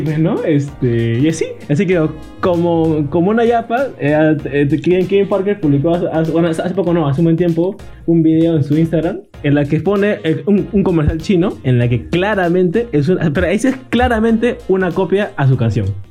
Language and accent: Spanish; Peru; nosotros que somos de Perú, país vecino